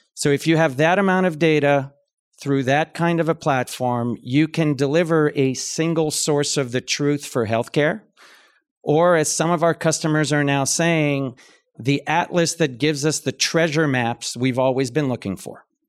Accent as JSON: {"language": "English", "country": "Canada", "tie": "born or raised there", "also_born_or_lived": "London, United Kingdom", "moved": "as an adult", "said": "I'm Canadian, so I grew up in a different kind of health system"}